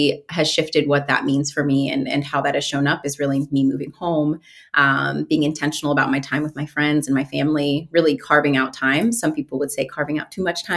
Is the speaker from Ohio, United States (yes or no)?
yes; Mansfield, Ohio, United States; now in Columbus, United States; I grew up in Mansfield, Ohio, which is a smaller town in Ohio.